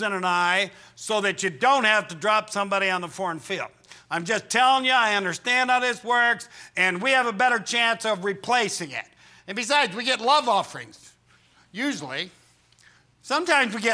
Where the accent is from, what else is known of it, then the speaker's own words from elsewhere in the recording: Midwest, United States; we're normal people from the Midwest